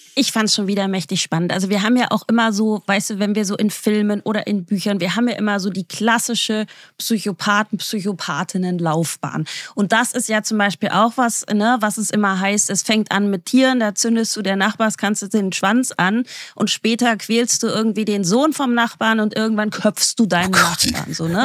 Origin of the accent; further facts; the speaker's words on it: the East, East Germany, Germany; wir kommen ja aus dem Osten